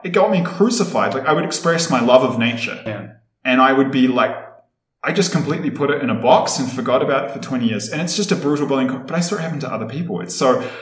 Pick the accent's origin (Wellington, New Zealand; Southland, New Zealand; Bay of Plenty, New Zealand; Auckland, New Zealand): Wellington, New Zealand; moved away as an adult; now in Ecuador; I was born and raised in Wellington, capital city of New Zealand